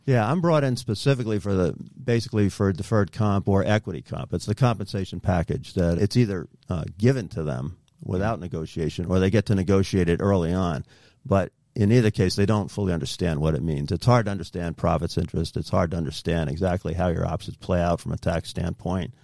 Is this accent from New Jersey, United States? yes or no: yes; Cranford, New Jersey, United States; I grew up in New Jersey, in Cranford, New Jersey